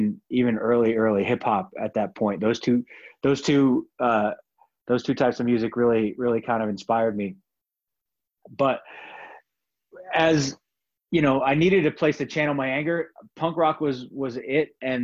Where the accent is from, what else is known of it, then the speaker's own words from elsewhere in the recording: Glen Rock, New Jersey, United States; also born or lived in Paterson; Yeah, actually, I was born in Paterson, New Jersey, which is